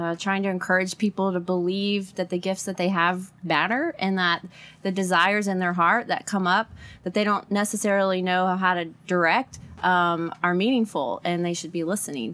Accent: Port Arthur, Texas, United States; I grew up in Port Arthur, Texas

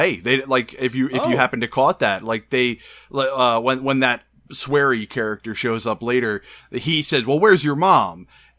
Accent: New England, United States; accent: New England; Yeah, my accent. A.K.A. there isn't one.

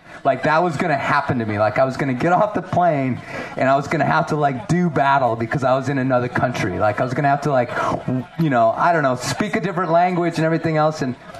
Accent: Chicago, Illinois, United States; now in Colorado, United States; I grew up in Illinois, Chicago, as a city boy. And then I moved to Colorado, and I really haven't spent a lot of time down here

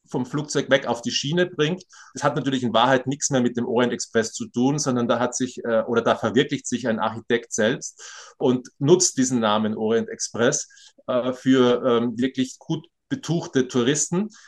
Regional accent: Graz, Styria, Austria; Ich komme aus Graz, es ist eine mittelgroße Stadt in Österreich

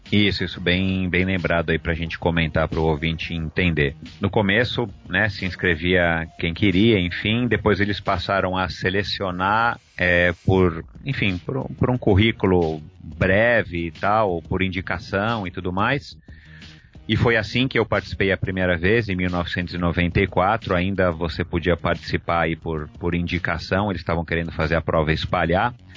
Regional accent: Brazil; nós que somos brasileiros

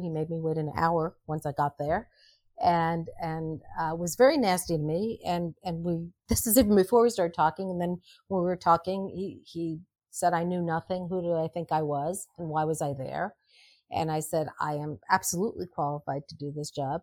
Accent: New York City, New York, United States; I grew up in Greenwich Village

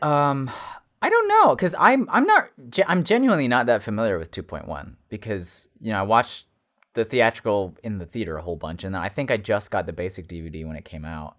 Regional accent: United States; Americans, yeah, we have the bag in the cup.

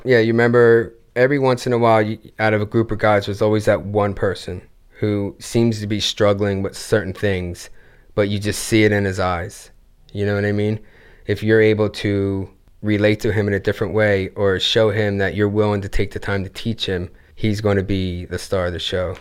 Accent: Gloucester City, New Jersey, United States; Gloucester City, New Jersey. Originally

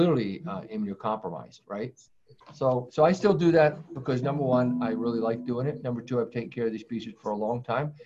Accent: Worcester, Massachusetts, United States; I hail from the Worcester area

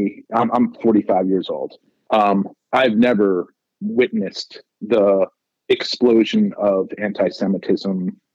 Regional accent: United States; as an American Jew who is directly affected by the policies of Israel

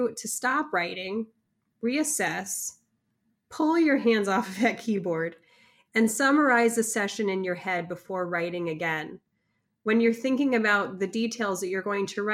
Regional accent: Northern California, United States; I'm from Northern California

